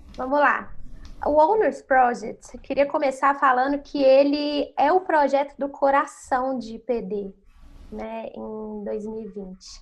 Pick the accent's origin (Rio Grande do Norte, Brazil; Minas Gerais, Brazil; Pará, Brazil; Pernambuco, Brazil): Minas Gerais, Brazil; Belo Horizonte; moved away as an adult; now in São Paulo, Brazil; Eu sou natural de Belo Horizonte